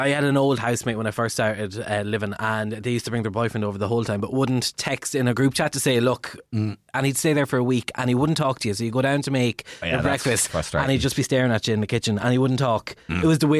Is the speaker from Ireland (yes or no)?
yes; Carlow, Leinster, Ireland; I went to college in Carlow and I'm from Carlow, so I just lived at home